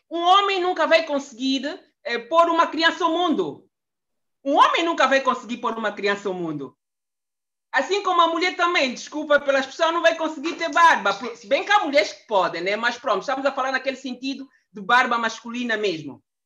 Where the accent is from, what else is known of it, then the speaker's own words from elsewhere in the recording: Angola; now in Brussels, Belgium; Eu sou angolana, eh, vivo, resido em Bruxelas há mais quase 30 anos